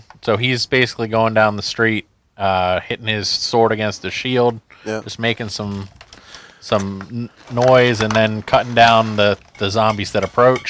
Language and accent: English; Leesburg, United States; Yep. I'm from Leesburg.